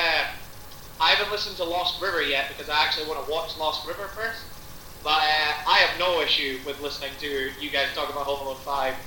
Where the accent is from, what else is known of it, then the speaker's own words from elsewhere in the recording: Budapest, Hungary; Yes, from Budapest. I know I don't have an accent, but I assure you, I am from Budapest.